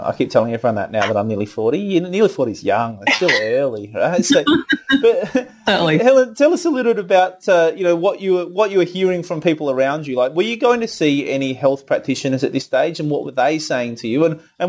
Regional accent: Adelaide, South Australia, Australia; We have this posh English accent in Adelaide, the free settlers that we are.

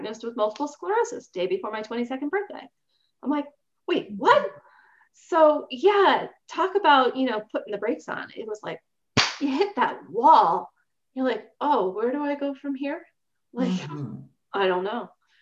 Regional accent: Baltimore, Maryland, United States; I was born in Baltimore, Maryland

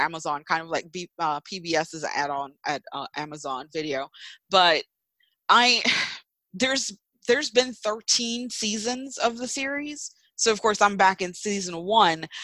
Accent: United States; this is me being American

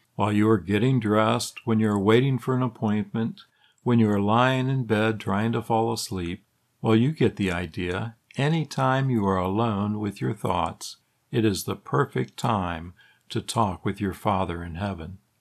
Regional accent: Illinois, United States; Growing up in Illinois

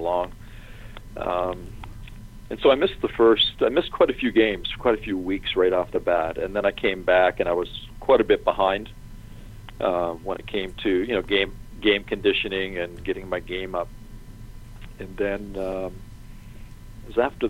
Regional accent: Leamington, Ontario, Canada; also born or lived in Los Angeles; now in Atlanta, United States; my hometown in Canada. We can go to Leamington

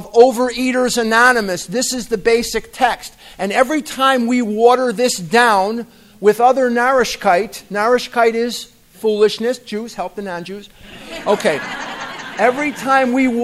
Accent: Chicago, Illinois, United States; moved away as an adult; also born or lived in Eugene, Oregon; now in Scottsdale, United States; I'm born and raised in Chicago

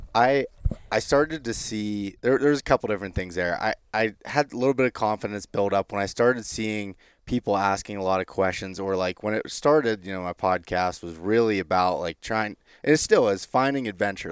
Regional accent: Pennsylvania, United States; in my home state of Pennsylvania

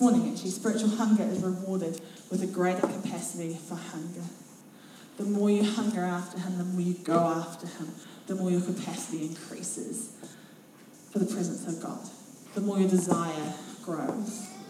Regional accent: Otago, New Zealand; I'm from Central Otago. We don't do that here.

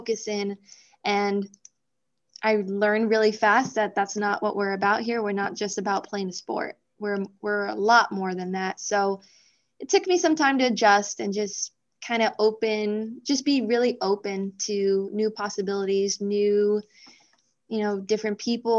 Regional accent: El Paso, Texas, United States; moved away as an adult; also born or lived in Nebraska; I'm from El Paso, Texas. We're called the Sun City

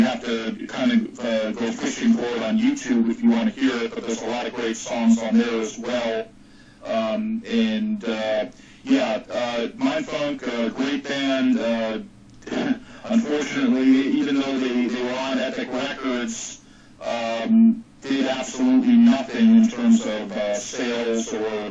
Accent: Fountain Valley, California, United States; my hometown of Fountain Valley

